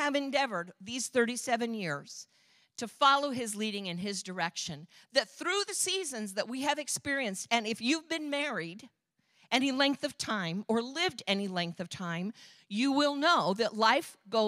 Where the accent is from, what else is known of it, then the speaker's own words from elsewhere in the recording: Michigan, United States; moved away as an adult; I'm from Michigan